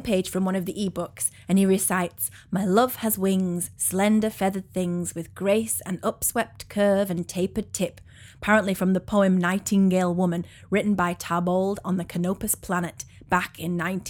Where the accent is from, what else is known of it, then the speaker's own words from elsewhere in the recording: England, United Kingdom; And oh, I'm English.